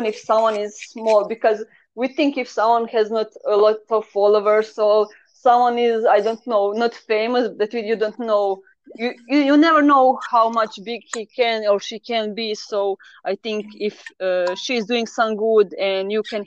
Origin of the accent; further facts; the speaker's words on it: Croatia; first language Croatian; English is a second language; I kind of always write on the Croatian, so it is my mother language because I'm from Croatia.